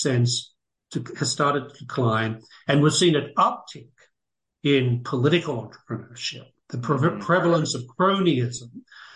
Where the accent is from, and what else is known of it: United States